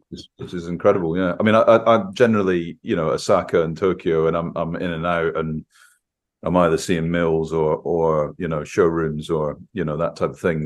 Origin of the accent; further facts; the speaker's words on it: Scotland, United Kingdom; growing up in Scotland